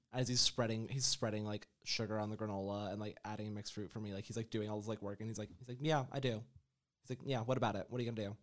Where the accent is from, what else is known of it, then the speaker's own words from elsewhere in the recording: New York, United States; moved away as an adult; also born or lived in central Florida; now in Orlando, United States; I'm from New York, which is possibly the bluest state that exists, and I'm not even from a blue part of New York